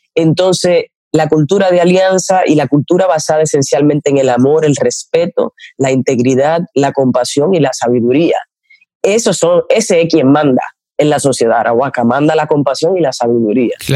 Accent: La Isabela, Puerto Plata, Dominican Republic; nosotros somos de la Isabela, Puerto Plata, de donde llegó Colón

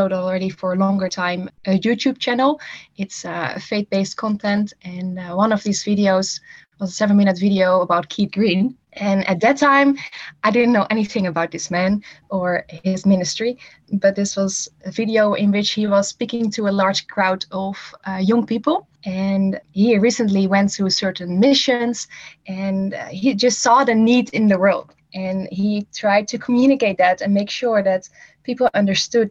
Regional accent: Netherlands; English is a second language; moved away as an adult; I'm from the Netherlands originally, and I'm from a smaller town and grew up there

